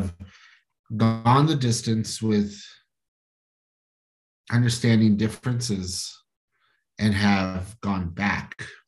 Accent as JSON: {"language": "English", "town": "Denver", "region": "Colorado", "country": "United States", "also_born_or_lived": "New York", "said": "I'm from Denver, okay, from the Southwest"}